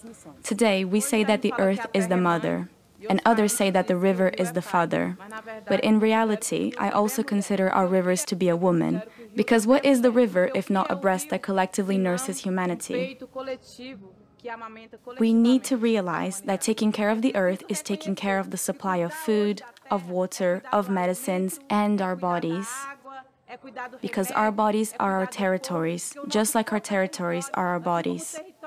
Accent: Cerrado, Brazil; I'm from the Cerrado biome, a type of savanna, which is the second largest Brazilian biome.

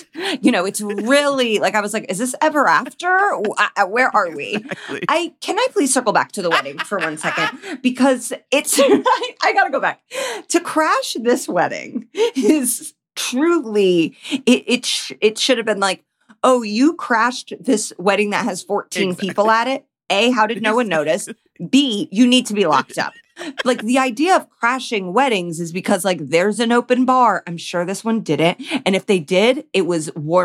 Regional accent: Indiana, United States; we're from Indiana.

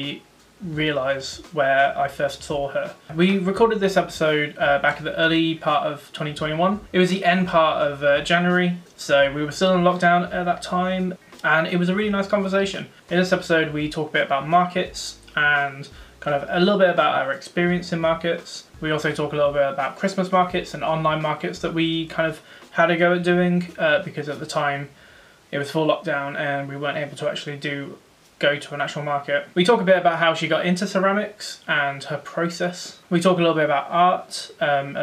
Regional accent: Rugby, West Midlands, United Kingdom; now in Coventry, United Kingdom; I'm from Rugby, but we're now living in Coventry.

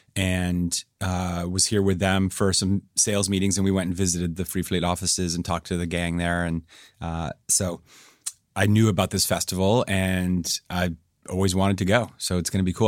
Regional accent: New Hampshire, United States; moved away; where I grew up in the Northeast in New England.

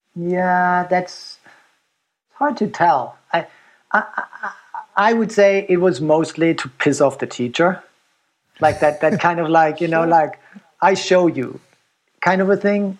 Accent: Germany; moved away as an adult; now in United States; growing up in Germany

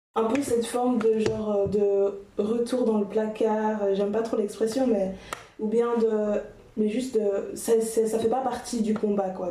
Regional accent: Brussels, Brussels-Capital Region, Belgium; je suis bruxelloise, donc je suis plutôt, plutôt d'un milieu urbain

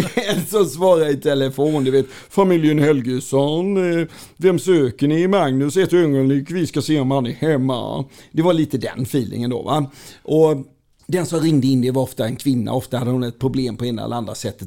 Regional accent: Falkenberg, Halland County, Sweden; Jag är född och uppväxt på Västra Gärdet i Falkenberg

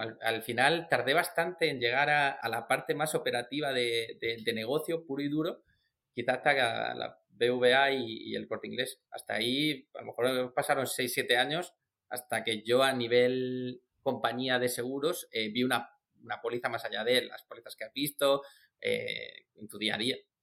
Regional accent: Murcia, Region of Murcia, Spain; soy del sur, que soy de Murcia

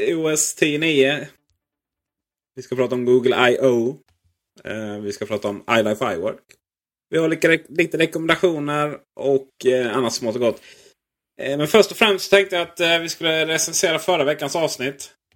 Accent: Blekinge, Sweden; Där jag kommer från Blekinge har vi en liten residensstad som heter Karlskrona.

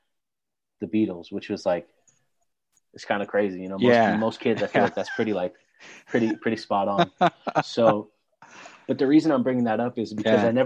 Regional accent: San Clemente, California, United States; also born or lived in Irvine, California / Bay Area, California; now in Los Angeles, United States; I grew up in a city called San Clemente

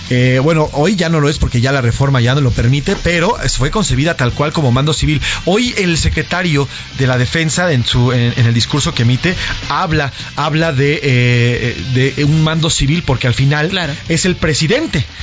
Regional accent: Mexico; Yo estoy muy orgullosa de ser mexicana

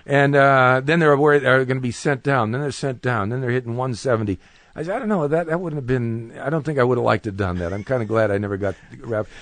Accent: Cleveland, Ohio, United States; I'm from Cleveland, Ohio

